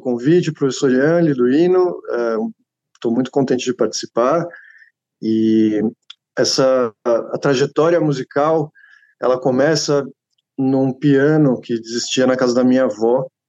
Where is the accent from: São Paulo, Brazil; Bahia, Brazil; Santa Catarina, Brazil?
São Paulo, Brazil; Atibaia; Eu cresci em Atibaia, sou de São Paulo, cresci em Atibaia